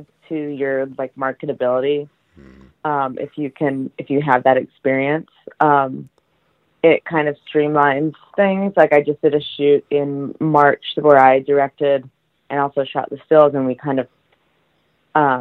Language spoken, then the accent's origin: English; Franklin, Massachusetts, United States; I grew up in Franklin, Mass